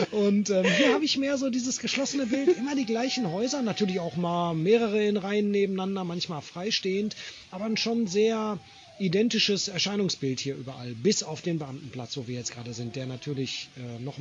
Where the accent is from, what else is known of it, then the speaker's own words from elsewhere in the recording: Bochum, North Rhine-Westphalia, Germany; ich komme ja aus Bochum, für mich war es ja tatsächlich so, wenn in Bochum dich einer gefragt hat